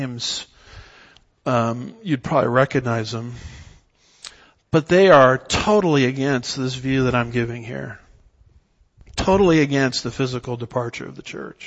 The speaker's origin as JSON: {"language": "English", "region": "Southern California", "country": "United States", "tie": "born or raised there", "said": "I was raised in Southern California"}